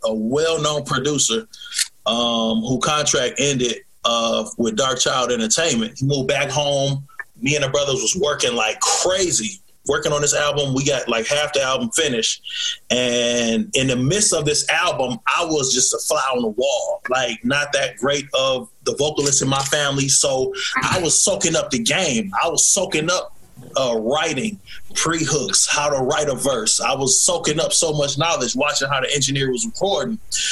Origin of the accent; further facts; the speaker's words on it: Pontiac, Michigan, United States; growing up in Pontiac